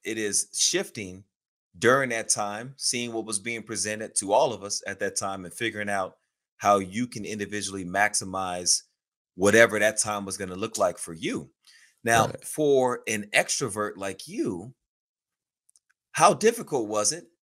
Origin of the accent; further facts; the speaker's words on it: Houston, Texas, United States; I grew up in Houston, Texas, okay. on the southwest part of the city